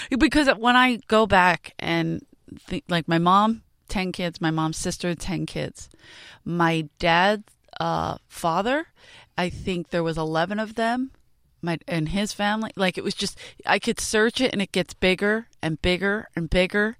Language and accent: English; Philadelphia, Pennsylvania, United States; moved away; I grew up in South Philly